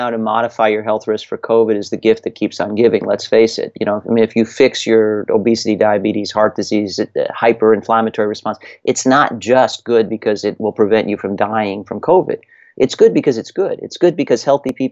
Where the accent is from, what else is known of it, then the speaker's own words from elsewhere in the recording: Connecticut, United States; my home state of Connecticut